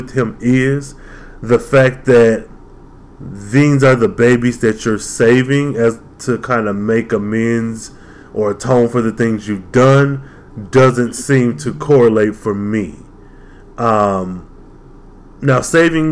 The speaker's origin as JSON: {"language": "English", "country": "United States", "said": "I'm American, African-American, it may be, but American."}